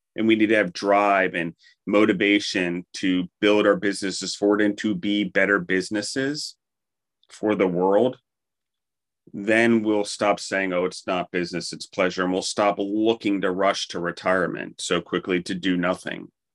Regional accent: Maryland, United States; also born or lived in Colorado / New York / Pennsylvania; now in Milledgeville, Georgia, United States; I grew up in Maryland

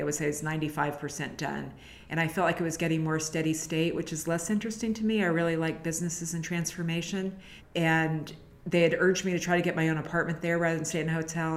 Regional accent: San Francisco, California, United States; I've always lived in San Francisco

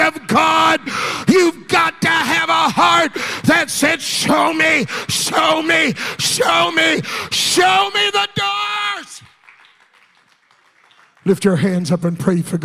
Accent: Texas, United States; I'm from Texas

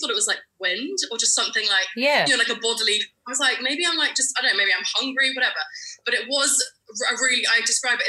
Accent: London, United Kingdom; I'm from London in the UK.

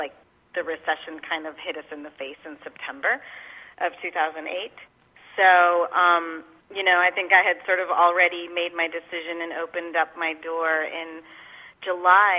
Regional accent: Spain; moved away as an adult; now in San Antonio, United States; I'm originally from Spain and moved here when I was 21, actually, to finish college

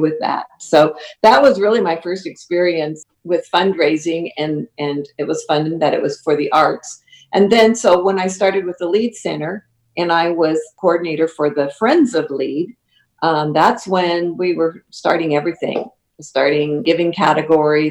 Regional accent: Cozad, Nebraska, United States; moved away as an adult; also born or lived in Elmwood, Nebraska / Blair, Nebraska; now in Lincoln, United States; my hometown is Cozad

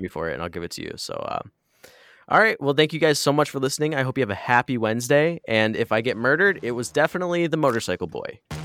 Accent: Midwest, United States; we grew up in the Midwest

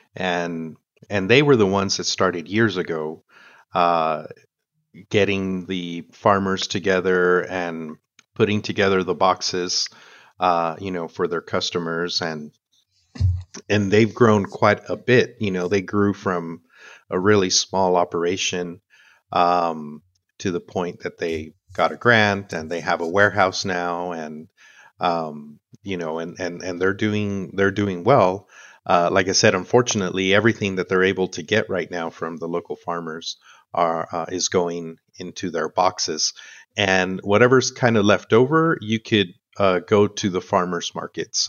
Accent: El Paso, Texas, United States; also born or lived in Chihuahua, Mexico / Ecuador / Parral, Mexico / Houston, Texas; I grew up here in El Paso, uh, but I was born in Chihuahua.

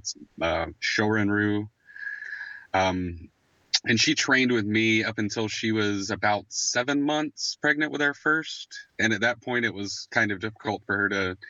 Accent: Warner Robins, Georgia, United States; we're both from the Macon area. I'm from Warner Robins, Georgia.

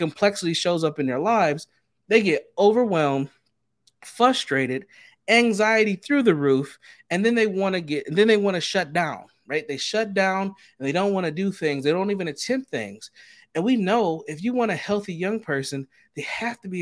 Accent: Minneapolis, Minnesota, United States; as a young Black man growing up in the Twin Cities of Minnesota

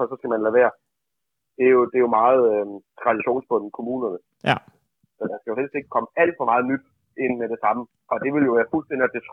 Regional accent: Munkebo, Funen, Southern Denmark, Denmark; i min hjemby, du finder den bedste brunsvig i verden.

